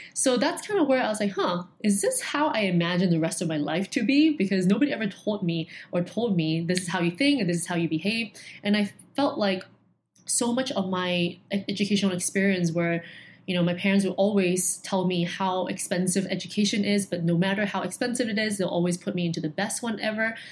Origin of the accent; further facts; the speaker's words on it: Hong Kong; being born and raised in Hong Kong